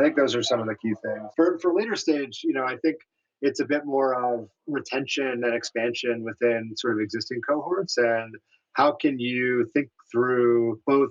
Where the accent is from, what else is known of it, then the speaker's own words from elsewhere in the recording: New York City, New York, United States; I am a very proud native New Yorker.